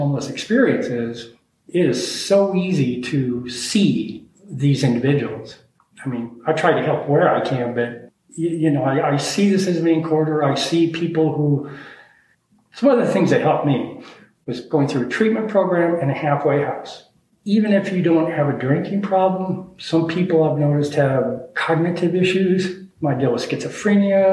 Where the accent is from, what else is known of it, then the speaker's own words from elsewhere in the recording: Denver, Colorado, United States; moved away as an adult; also born or lived in Miami Beach / Philadelphia / Aspen, Colorado; So I grew up in Denver